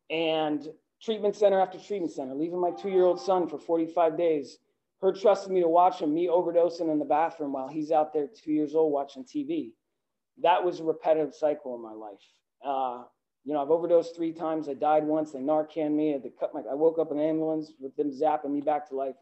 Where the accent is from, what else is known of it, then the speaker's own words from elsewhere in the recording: Northern New Jersey, United States; I grew up outside of Manhattan in Northern New Jersey